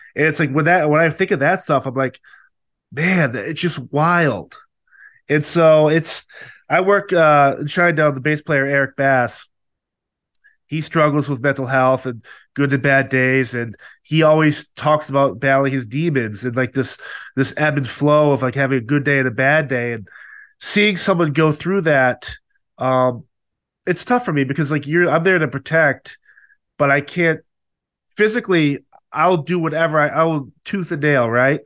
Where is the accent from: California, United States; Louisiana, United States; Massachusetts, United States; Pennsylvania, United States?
Massachusetts, United States; I was born and raised in Massachusetts